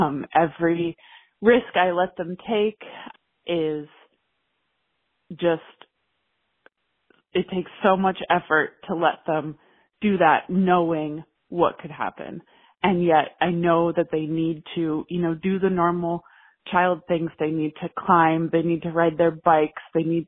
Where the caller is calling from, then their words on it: Seattle, Washington, United States; I'm calling from Seattle, Washington.